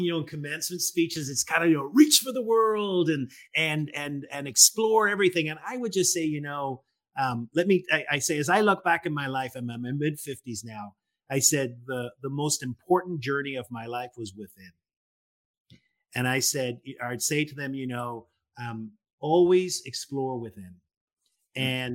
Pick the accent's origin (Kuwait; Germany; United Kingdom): United Kingdom; Northern Ireland; I'm from Northern Ireland, and my generation, I was born in the late 60s